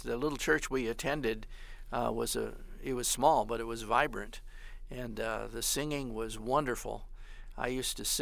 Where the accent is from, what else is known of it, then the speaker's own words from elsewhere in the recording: Grand Rapids, Michigan, United States; also born or lived in Wayland, Michigan; I was born and raised outside of Grand Rapids, Michigan